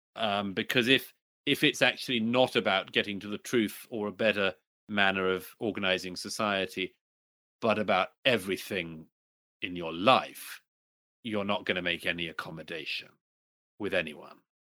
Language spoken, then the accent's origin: English; United Kingdom; my home country in particular, in Britain